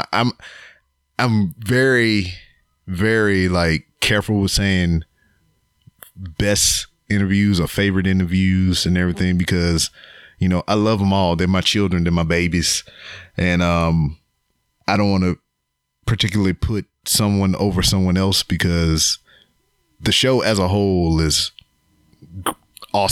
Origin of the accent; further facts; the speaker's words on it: Louisiana, United States; they got family from Louisiana. I'm from Louisiana